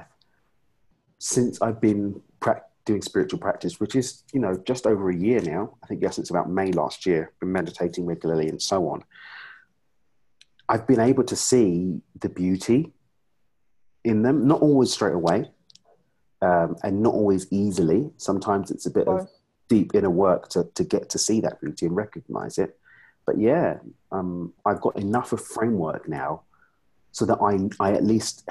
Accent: United Kingdom; I'm from the UK.

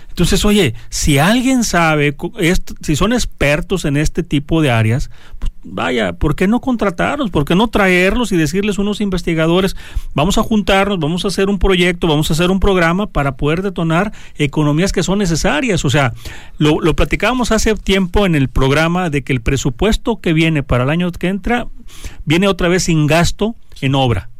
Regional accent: Mexico; todos somos mexicanos

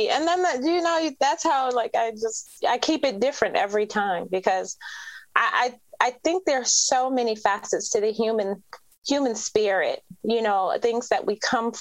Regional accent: Detroit, Michigan, United States; So I'm from Detroit

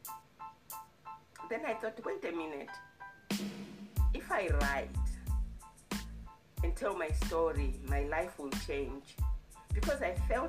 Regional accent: Zimbabwe; now in Alberta, Canada; I was born in Zimbabwe. I lived in Zimbabwe.

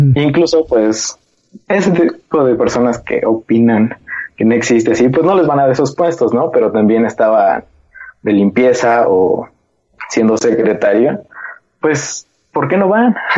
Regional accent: Mexico; como mexicanos somos un poco rebeldes

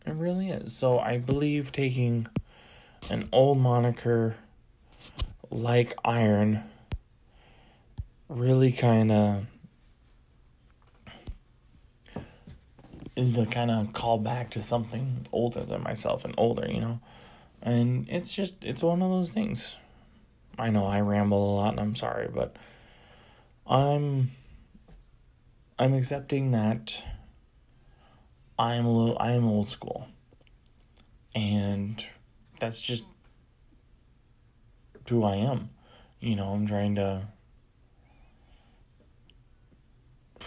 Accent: United States; a white American male

